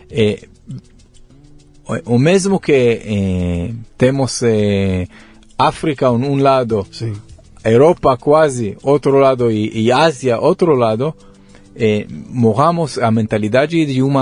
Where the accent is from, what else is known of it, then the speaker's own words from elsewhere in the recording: Modi'in, Central District, Israel; Portuguese is a second language; moved away as an adult; also born or lived in Netanya, Israel; now in São Paulo, Brazil; Nasci em Israel. Mas em, em, em Tel Aviv? Onde? Em Modi'in, ou em Netanya, na verdade, Sim. uma cidade na, no costo de Israel, um hum. pouco norte de Tel Aviv. Sim. Mas a maioria da minha vida pass, eh, passou em Modi'in